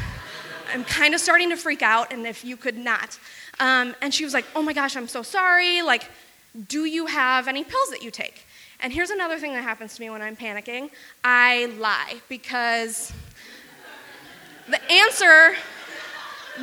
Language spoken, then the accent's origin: English; Wisconsin, United States; I grew up in rural Wisconsin